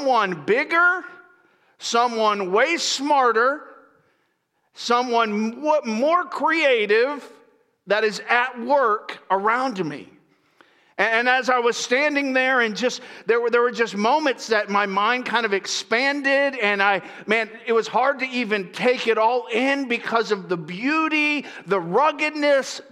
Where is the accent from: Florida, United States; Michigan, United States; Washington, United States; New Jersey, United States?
Florida, United States; also born or lived in East Coast; now in California, United States; I grew up in Florida